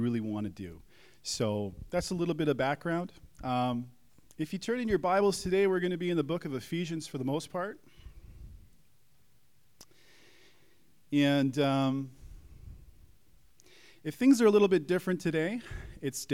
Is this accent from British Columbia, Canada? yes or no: no; Calgary, Alberta, Canada; moved away as an adult; also born or lived in Prince Edward Island; now in Kelowna, Canada; I'm from Calgary